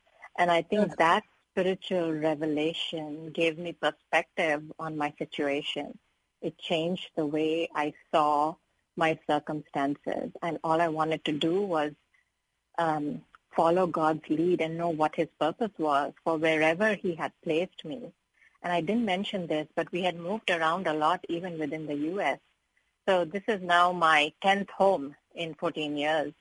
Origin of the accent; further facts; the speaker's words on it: India; moved away as an adult; now in United States; I come from India, which is kind of a patriarchal society